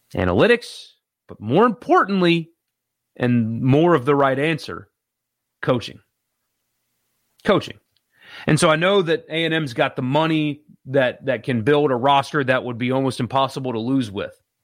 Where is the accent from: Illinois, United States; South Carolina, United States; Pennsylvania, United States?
South Carolina, United States; moved away; back in my home state